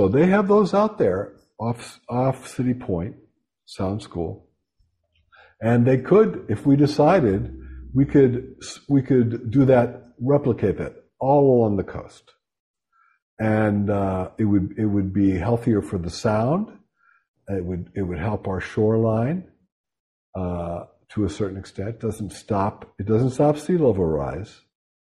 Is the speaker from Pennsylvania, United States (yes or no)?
yes; Pittsburgh, Pennsylvania, United States; now in New Haven, United States